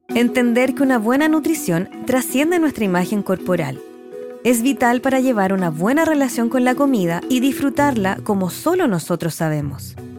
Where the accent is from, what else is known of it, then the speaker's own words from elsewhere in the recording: Chile; como chilenos lo disfrutamos